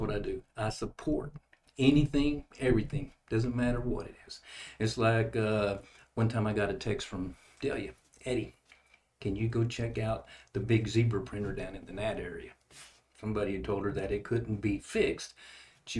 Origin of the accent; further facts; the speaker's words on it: Odessa, Texas, United States; also born or lived in Levelland, Texas / Fort Stockton, Texas; now in New Braunfels, United States; I was born in Levelland, Texas, and I grew up mostly in Odessa and then Fort Stockton. I graduated from high school in Fort Stockton